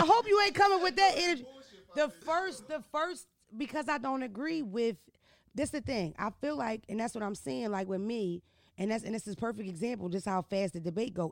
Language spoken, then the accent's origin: English; Philadelphia, Pennsylvania, United States; I'm from Philadelphia. I'm not from Baltimore. I'm not from New York City.